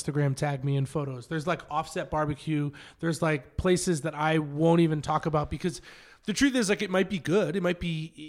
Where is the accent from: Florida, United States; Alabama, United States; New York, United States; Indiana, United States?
New York, United States; near Watertown, upstate; moved away as an adult; now in Los Angeles, United States; I was originally from a really small town in upstate New York.